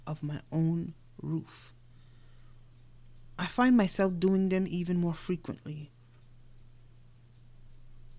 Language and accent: English; New York City, New York, United States; moved away; also born or lived in Caribbean; growing up in New York City before I migrated out to the Caribbean.